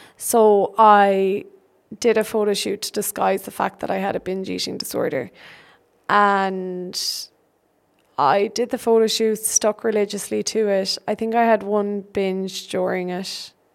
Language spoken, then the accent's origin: English; Birdhill, Munster, Ireland; I am from Bird Hill in Ireland, Tipperary in Ireland